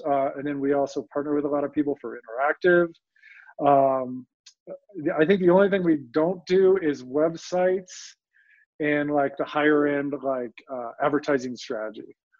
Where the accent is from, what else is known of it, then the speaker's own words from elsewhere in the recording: Colorado, United States; also born or lived in New York; growing up in Colorado